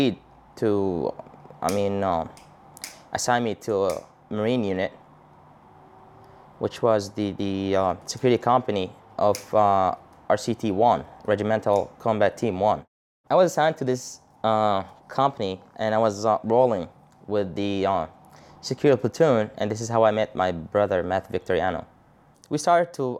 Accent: Baghdad, Baghdad Governorate, Iraq; I was born and raised in Baghdad, Saddam City, in 1985, September 2nd

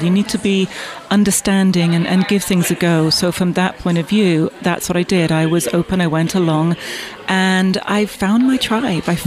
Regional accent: Bath, South West England, United Kingdom; also born or lived in London; now in New York, United States; I was born in, in, in Bath and grew up there, and then went to London as soon as I could

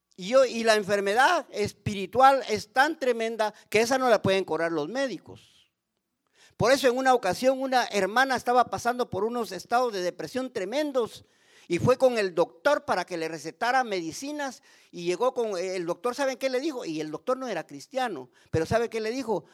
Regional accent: Guatemala; Yo sigo siempre con el Ministerio de la Poesía en Guatemala

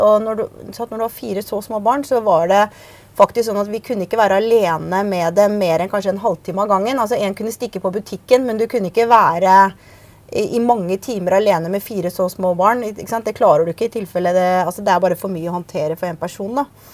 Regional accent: Bærum, Akershus, Norway; moved away as an adult; also born or lived in United States; now in Oslo, Norway; jeg vokste opp ute i Bærum, på Østerås

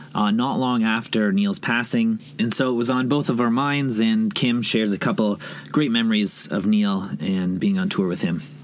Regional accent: Toronto, Ontario, Canada; my hometown of Toronto

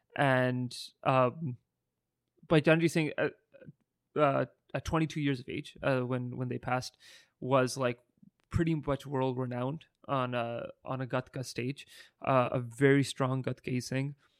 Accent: Burnaby, British Columbia, Canada; we grew up in Burnaby

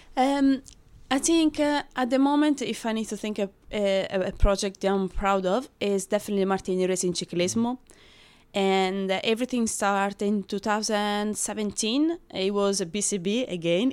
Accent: Rome, Lazio, Italy; English is a second language; moved away as an adult; now in London, United Kingdom; I'm from Rome

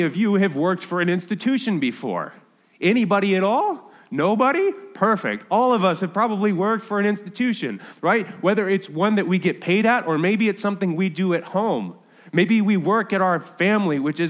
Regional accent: United States

